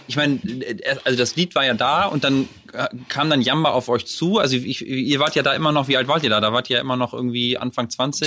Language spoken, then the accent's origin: German; Lower Saxony, Germany; also born or lived in Hamburg; wir kommen ja aus der ähnlichen Ecke, aus, äh, aus Niedersachsen